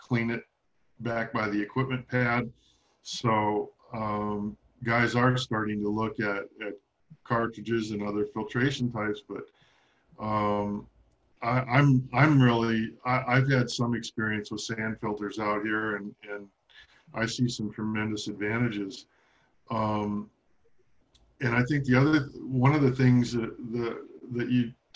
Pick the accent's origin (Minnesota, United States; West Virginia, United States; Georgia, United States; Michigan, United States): Michigan, United States; moved away; I grew up in Michigan.